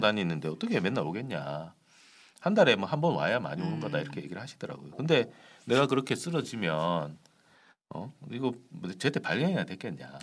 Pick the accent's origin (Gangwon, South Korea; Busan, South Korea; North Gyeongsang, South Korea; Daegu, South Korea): Daegu, South Korea; moved away as an adult; now in Seoul, South Korea; 고향은 대구지만 사실 네. 뭐 고등학교 졸업하고 나서는 대학도 서울에서 다니고 뭐 직장도 서울에 있다 보니까